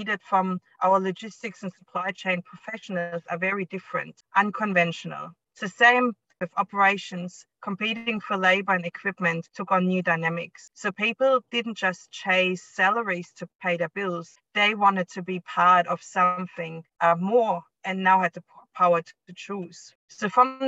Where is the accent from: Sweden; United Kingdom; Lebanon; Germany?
Germany; East Germany; moved away as an adult; also born or lived in United States / Cuba / Spain / Hong Kong; now in Australia; I was born and raised in East Germany